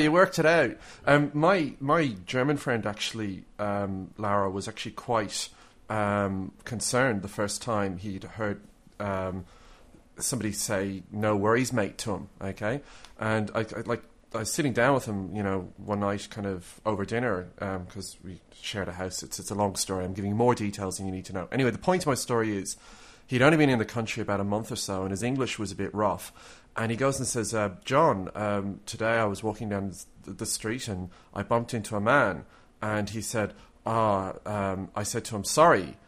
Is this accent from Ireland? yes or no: yes; Ireland; now in Australia; I'm Irish